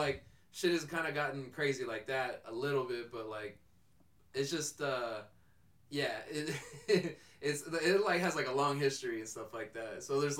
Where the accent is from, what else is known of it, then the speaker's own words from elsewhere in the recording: Northern California, United States; now in Southern California, United States; people outed me for being from NorCal, that I lived down here in SoCal.